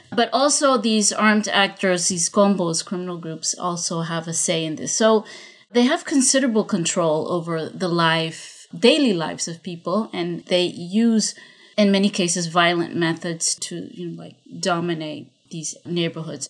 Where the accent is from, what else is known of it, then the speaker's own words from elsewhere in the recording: Honduras; now in Medellin, Colombia; I'm not originally from Colombia, I'm from Honduras, but I've been living in Colombia for many, many years.